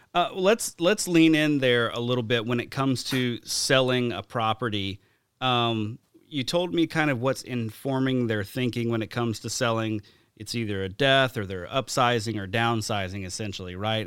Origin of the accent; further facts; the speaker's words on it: Alabama, United States; moved away; my hometown in Alabama